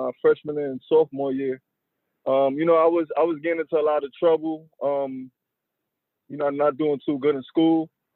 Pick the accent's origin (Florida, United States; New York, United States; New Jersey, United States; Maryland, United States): New York, United States; New York City; I was born in Flatbush, Brooklyn originally. And then when I was about 7-8 years old, I moved to Coney Island, Brooklyn.